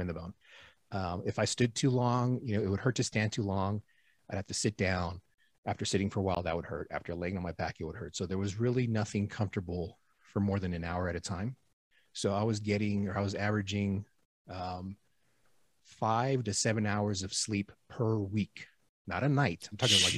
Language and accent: English; Houston, Texas, United States; moved away as an adult; also born or lived in East Coast / Gulf Coast; now in Reno, United States; I'm in Reno right now. I'm from Houston